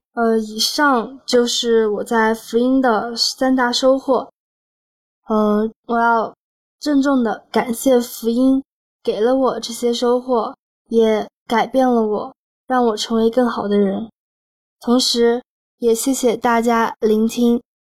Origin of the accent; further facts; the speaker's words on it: Kunming, Yunnan, China; 我是来自云南昆明的